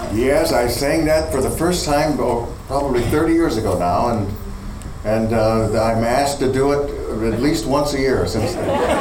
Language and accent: English; Akron, Ohio, United States; moved away as an adult; also born or lived in New York; I'm from Akron. Born and raised, born and raised in Akron, Ohio.